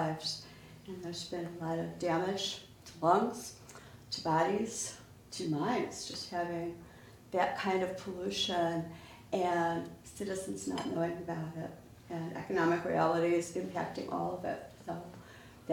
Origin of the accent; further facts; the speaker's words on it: Waukegan, Illinois, United States; we're both from Waukegan